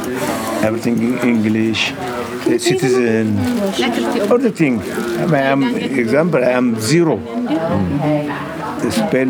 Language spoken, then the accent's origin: English; Eritrea; first language Tigrinya; English is a second language; moved away as an adult; now in United States; I am from Eritrea.